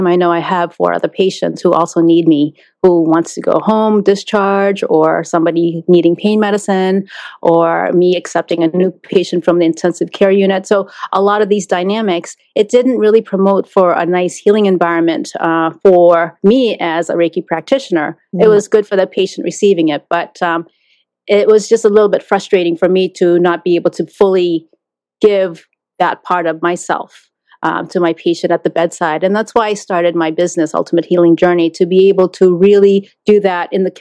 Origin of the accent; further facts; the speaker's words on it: Philippines; now in Boston, United States; born in the Philippines